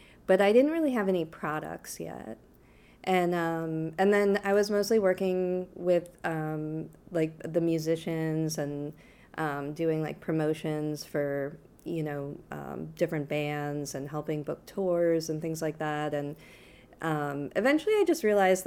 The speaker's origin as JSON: {"language": "English", "town": "Boston", "region": "Massachusetts", "country": "United States", "tie": "born or raised there", "also_born_or_lived": "Syracuse, New York", "moved": "as an adult", "lives_now": "New Orleans, United States", "said": "I was born in Boston, Massachusetts, and grew up in the suburbs of Boston mostly."}